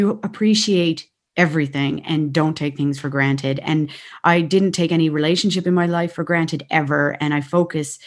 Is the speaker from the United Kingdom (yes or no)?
no; Ontario, Canada; moved away as an adult; now in Ireland; in Canada, we had so much space.